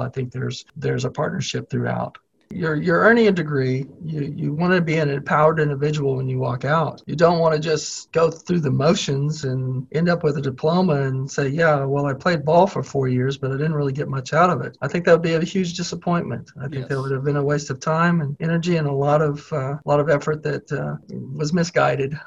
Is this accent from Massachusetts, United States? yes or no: no; Mansfield, Missouri, United States; moved away as an adult; now in Lawrence, United States; I'm from Mansfield. It's not a big place